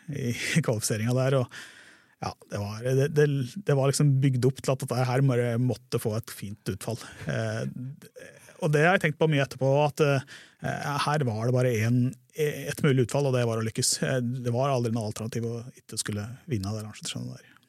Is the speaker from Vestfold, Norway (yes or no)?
no; Hedmarken, Innlandet, Norway; moved away; also born or lived in Sørlandet / Grimstad / Kristiansand; jeg er jo fra Hedmarken